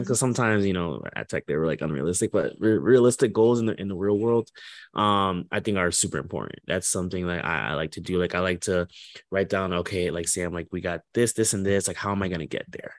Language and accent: English; Port St. Lucie, Florida, United States; also born or lived in Orlando, Florida; I'm from Port Saint Lucie